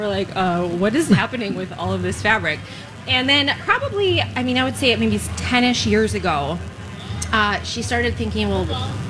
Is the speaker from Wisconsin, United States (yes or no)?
yes; Hudson, Wisconsin, United States; And then Hudson's right next door. That's my hometown. And that is just a beautiful river town for shopping and restaurants.